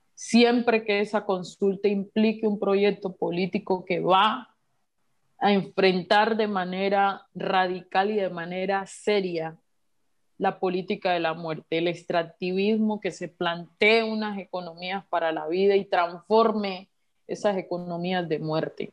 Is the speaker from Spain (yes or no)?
no; Colombia; como colombianos